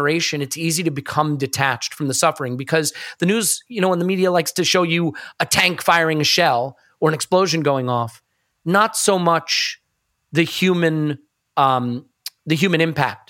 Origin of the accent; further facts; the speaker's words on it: United States; as an American